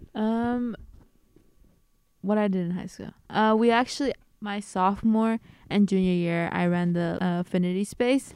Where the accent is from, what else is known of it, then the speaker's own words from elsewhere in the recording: Bay Area, California, United States; I am a first year double majoring both in Spanish and sociology, and I am from the Bay Area